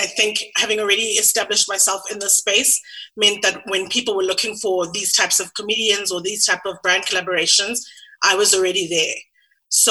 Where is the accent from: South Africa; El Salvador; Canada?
South Africa; Sandton, Gauteng; also born or lived in London; I grew up in Sandton.